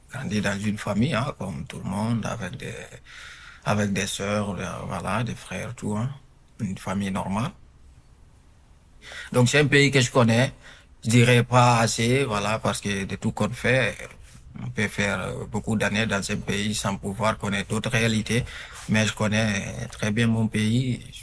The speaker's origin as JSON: {"language": "French", "country": "Guinea", "tie": "born or raised there", "moved": "as an adult", "lives_now": "France", "said": "je suis né à l'étranger. Je suis guinéen de nationalité. Je suis arrivé en France euh, tout récemment, je dirais en 2018. Donc, du coup, euh, j'ai fait la plupart de ma vie en Guinée. J'aurai bientôt mes 25 ans. Là, j'ai 24 ans."}